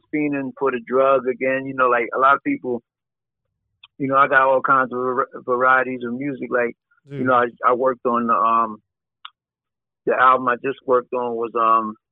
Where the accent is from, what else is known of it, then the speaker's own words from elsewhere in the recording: New York City, New York, United States; I grew up urbanly in the Bronx